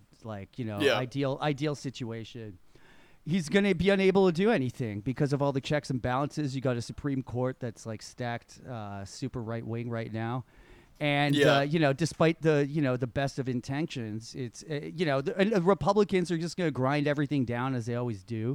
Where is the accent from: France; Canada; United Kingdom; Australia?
Canada; Toronto, Ontario; we're from Toronto